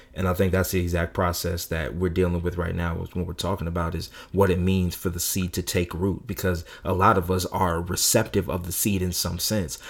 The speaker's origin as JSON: {"language": "English", "region": "California", "country": "United States", "tie": "born or raised there", "said": "growing up in California"}